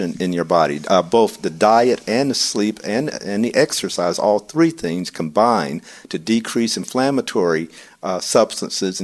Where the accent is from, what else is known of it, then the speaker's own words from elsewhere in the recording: the South, United States; I'm from the South, and the breakfast of the South is a honey bun and a Coca-Cola